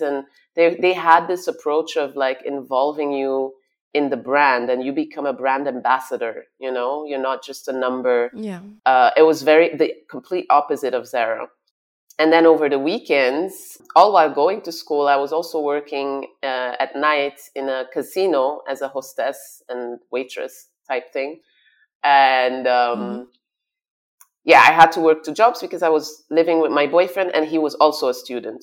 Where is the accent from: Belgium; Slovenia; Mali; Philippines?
Belgium; Flanders, Flemish Region; also born or lived in Brussels / Congo (ancestry); now in Dubai, United Arab Emirates; I was raised in Brussels till I was five. We moved to Flanders, and then I studied in Flemish